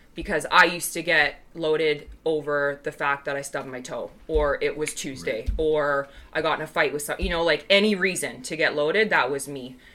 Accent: Canada; I am Canadian, but I'll just like pick up an American accent

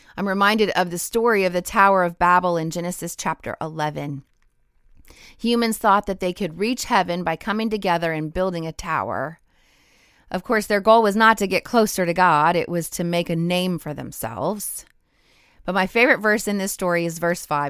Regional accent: Rocky Mountains, United States; moved away; I grew up in the Rocky Mountains

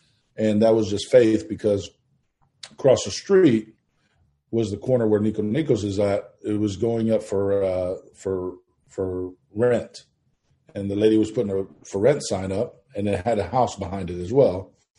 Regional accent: Manhattan, New York, United States; born there; now in Houston, United States; Went to New York. We lived in Manhattan. I was born in Manhattan. And in 1977, they migrated down here to Houston.

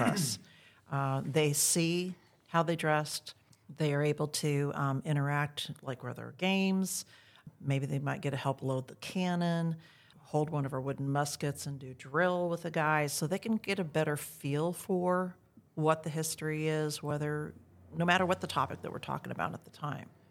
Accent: Iowa, United States; now in Texas, United States; I grew up in Iowa

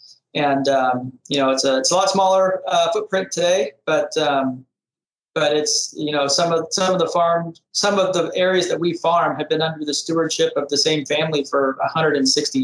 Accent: Gustine, California, United States; also born or lived in Kansas; I grew up here in the Central Valley, a little bit north of Las Banas in a small town called Gustine, which is Western Merced County.

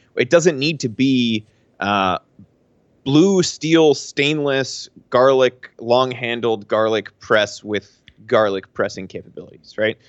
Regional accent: Pennsylvania, United States; moved away as an adult; I'm from Pennsylvania.

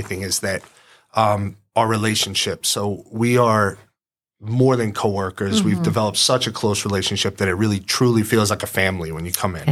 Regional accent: Long Island, New York, United States; now in Georgia, United States; I'm originally from Long Island

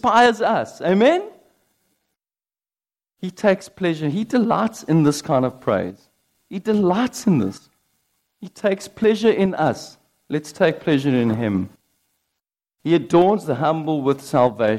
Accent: United Kingdom; I'm British

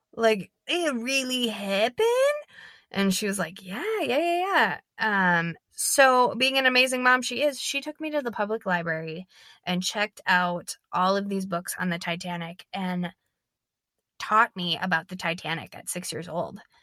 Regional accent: Minnesota, United States; I'm from Minnesota, I'm not from Saint Paul

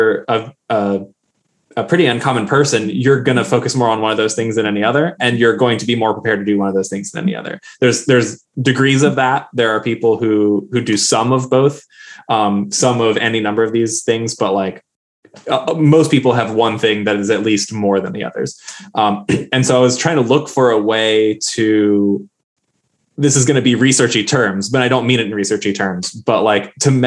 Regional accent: Virginia, United States; also born or lived in Colorado; now in Gaffney, United States; I grew up in Virginia

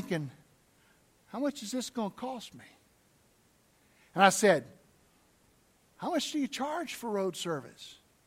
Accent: the South, United States; I'm from the South

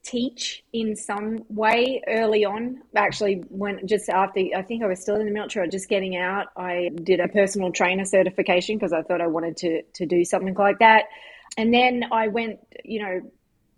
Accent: Queensland, Australia; moved away as an adult; now in United States; growing up in Australia was great.

